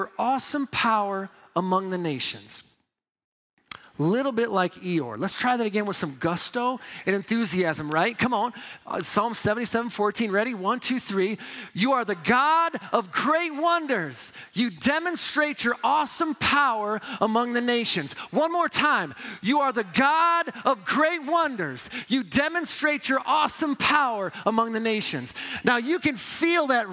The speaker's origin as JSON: {"language": "English", "region": "Midwest", "country": "United States", "also_born_or_lived": "New York", "moved": "as an adult", "said": "I'm a Midwest boy"}